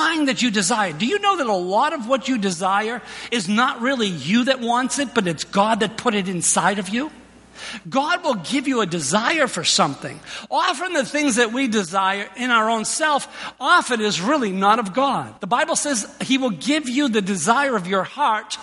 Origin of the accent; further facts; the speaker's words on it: Boston, Massachusetts, United States; moved away; also born or lived in New York; I was born in Boston in St. Elizabeth's Hospital